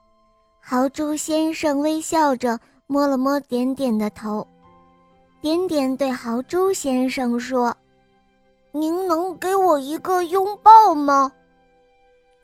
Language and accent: Chinese; Xinxiang, Henan, China; 我今年六岁了，我来自新乡